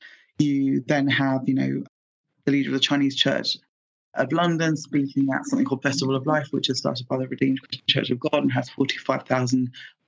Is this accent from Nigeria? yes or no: yes; Nigeria; As a Nigerian, I know that my Nigerian family are much louder than my husband's family